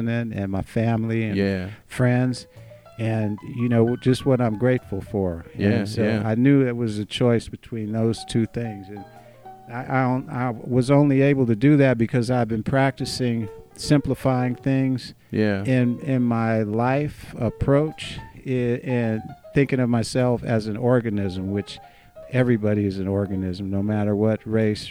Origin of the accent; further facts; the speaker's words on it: Los Angeles, California, United States; I grew up in South Central, so I used to walk a lot there